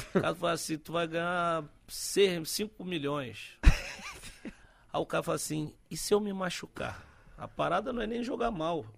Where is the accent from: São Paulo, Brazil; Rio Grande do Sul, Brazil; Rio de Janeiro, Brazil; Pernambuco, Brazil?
Rio de Janeiro, Brazil; also born or lived in Santos; eu nasci em Santos. Nasci em Santos na época que meu pai jogava no Santos. Mas fui, fui cedo pro Rio. Fui com meses pro Rio e partir daí vivi no Rio praticamente uma maioria do tempo